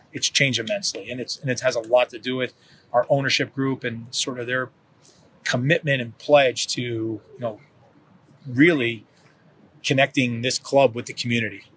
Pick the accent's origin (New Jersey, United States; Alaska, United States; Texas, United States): New Jersey, United States; also born or lived in Kansas; now in Kansas City, United States; I'm from New Jersey. I, I consider myself probably more of a Kansan now than than a New Jerseyan